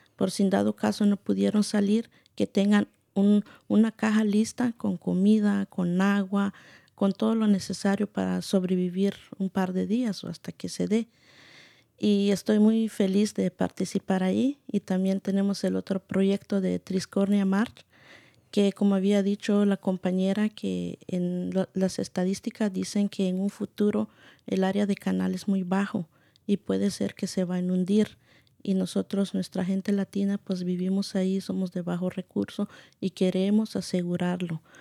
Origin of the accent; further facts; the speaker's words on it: Guatemala; now in United States; soy originaria de Guatemala